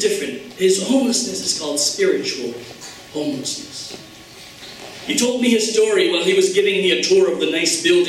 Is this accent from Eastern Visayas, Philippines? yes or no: no; Manila, Metro Manila, Philippines; I come from Manila